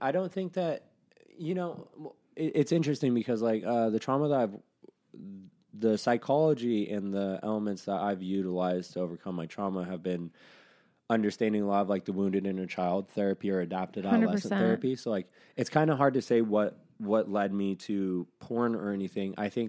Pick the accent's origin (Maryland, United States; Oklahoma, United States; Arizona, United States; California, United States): Arizona, United States; Arizona. I grew up in Arizona.